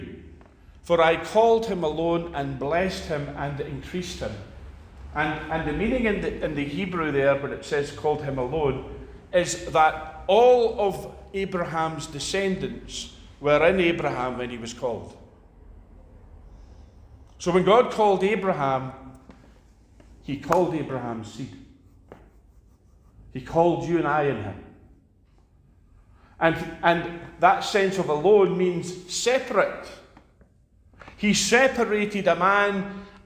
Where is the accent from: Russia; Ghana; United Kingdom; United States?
United Kingdom; Scots, Scotland; As Scots